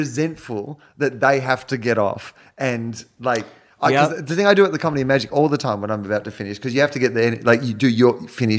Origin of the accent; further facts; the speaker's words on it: Australia; I'm from Australia